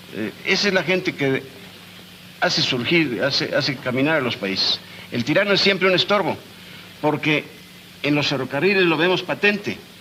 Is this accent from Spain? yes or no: no; Oaxaca, Mexico; Yo soy de Oaxaca